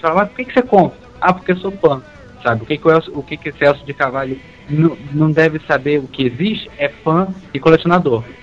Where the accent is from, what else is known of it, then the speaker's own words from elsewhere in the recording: Brazil; a gente é brasileiro